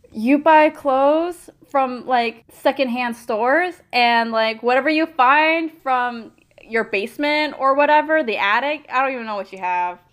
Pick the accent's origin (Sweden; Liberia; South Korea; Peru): South Korea; moved away; when I was growing up in Korea